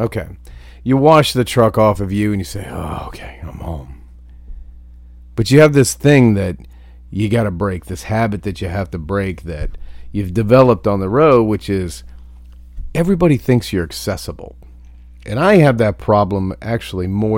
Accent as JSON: {"language": "English", "region": "Ohio", "country": "United States", "tie": "born or raised there", "moved": "yes", "said": "I grew up in Ohio. That's fucking home to me"}